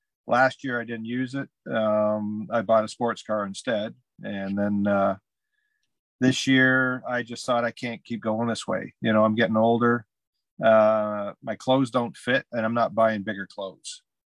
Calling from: Glen Huron, Ontario, Canada; It's I'm in a little hamlet called Glen Huron, Ontario, Canada.

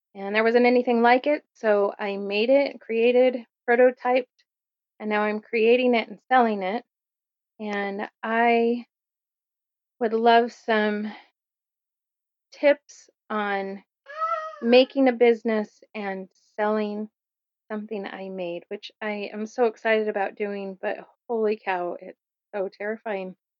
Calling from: Kernville, California, United States; I'm calling from Kernville, California area

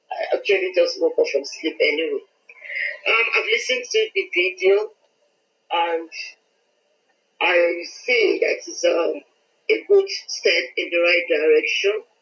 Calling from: Lagos, Nigeria; I'm calling from Lagos in Nigeria. Uh

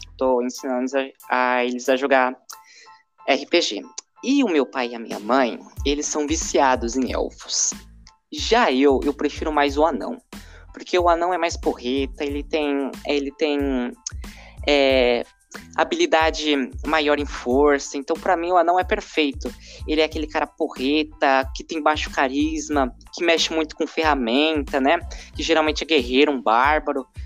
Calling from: Suzano, São Paulo, Brazil; eu sou o …, sou da Biblioteca Medieval e estou falando de São Paulo, Suzano

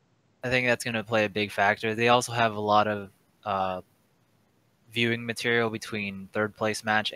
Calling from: Palm Beach, Florida, United States; I'm calling from Palm Beach, Florida.

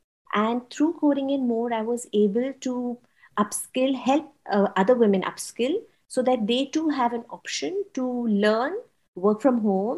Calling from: Mumbai, Maharashtra, India; I'm calling in from Mumbai, India.

